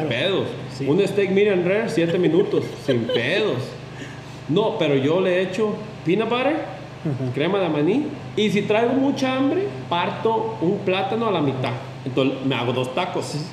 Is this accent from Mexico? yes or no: yes; Mexico; en donde yo crecí, en Barra